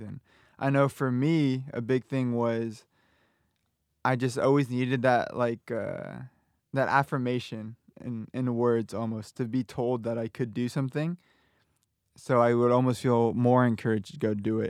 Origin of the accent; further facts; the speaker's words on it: Southern California, United States; moved away as an adult; now in Arizona, United States; I'm from Southern California.